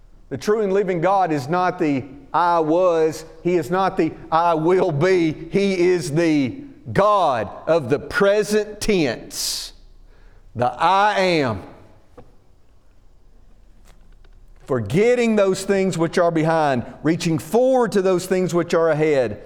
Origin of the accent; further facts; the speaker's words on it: Alabama, United States; moved away as an adult; now in Northern Virginia, United States; growing up in Alabama, right, we didn't have professional football.